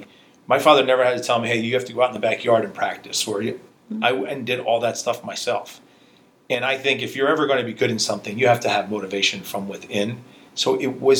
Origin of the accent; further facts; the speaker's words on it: United States; As much as I grew up in America, when you walked into my household, it was like you were in Hungary.